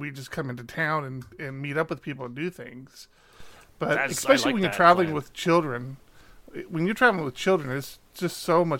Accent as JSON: {"language": "English", "region": "Maryland", "country": "United States", "lives_now": "California, United States", "said": "When we moved from the East Coast, we were originally from Maryland, and we moved out to California."}